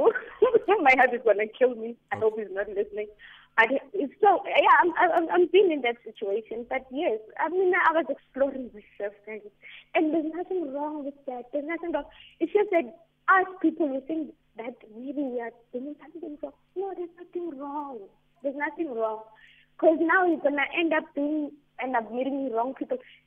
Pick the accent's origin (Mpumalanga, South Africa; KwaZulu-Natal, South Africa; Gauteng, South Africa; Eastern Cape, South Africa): Mpumalanga, South Africa; East Bank; I'm from East Bank in Mpumalanga.